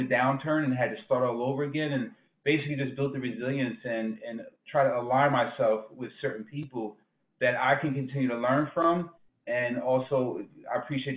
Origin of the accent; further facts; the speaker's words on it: Newark, New Jersey, United States; I'm from Newark, New Jersey originally.